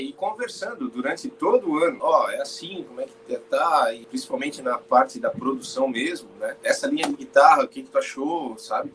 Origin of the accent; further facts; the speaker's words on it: Balneário Camboriú, Santa Catarina, Brazil; nós somos de Balneário Camboriú